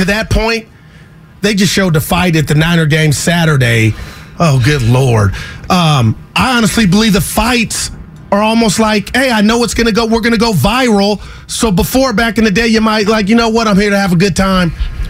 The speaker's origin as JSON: {"language": "English", "town": "Oakland", "region": "California", "country": "United States", "said": "We're from the yay. You said it. I'm from the town."}